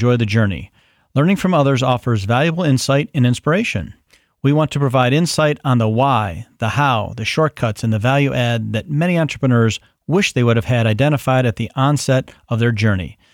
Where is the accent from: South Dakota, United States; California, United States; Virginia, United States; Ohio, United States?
Ohio, United States; where I grew up in Ohio, there's a town called West Salem.